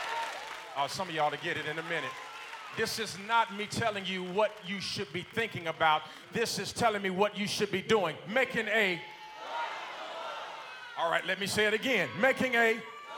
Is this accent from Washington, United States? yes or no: no; Gary, Indiana, United States; moved away; growing up in Gary, Indiana, which when I was growing up was the murder capital of the United States of America